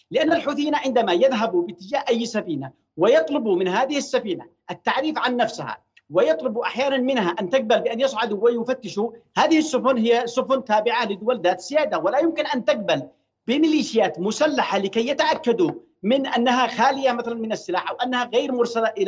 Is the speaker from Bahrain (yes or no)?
no; Yemen; لكن من وجهه نظرنا نحن كيمنيين نعرف الجماعه